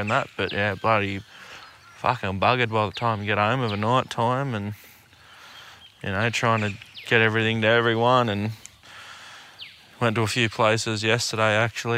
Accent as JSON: {"language": "English", "region": "Queensland", "country": "Australia", "moved": "yes", "lives_now": "New South Wales, Australia", "said": "I'm a Queenslander myself"}